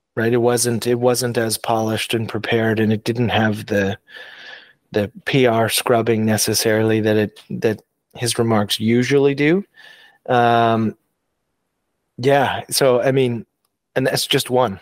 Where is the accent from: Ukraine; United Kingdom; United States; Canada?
Canada